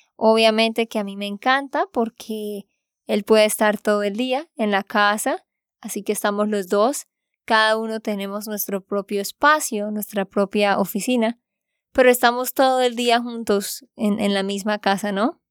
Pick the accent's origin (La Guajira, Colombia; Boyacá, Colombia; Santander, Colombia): Santander, Colombia; de Santander, Colombia